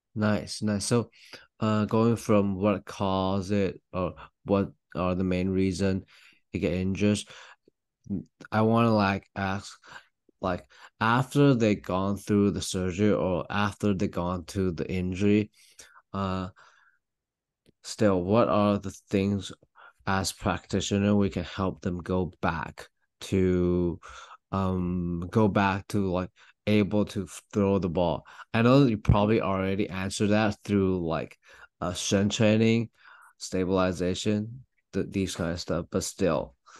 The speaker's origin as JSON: {"language": "English", "country": "Taiwan", "moved": "yes", "lives_now": "Louisville, United States", "said": "I'm from Taiwan, although I'm Louisville right now"}